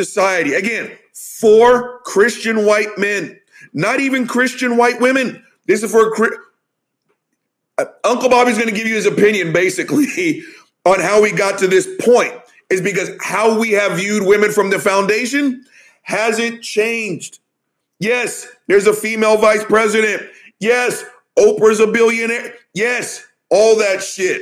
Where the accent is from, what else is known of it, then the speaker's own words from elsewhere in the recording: the South, United States; I'm from the South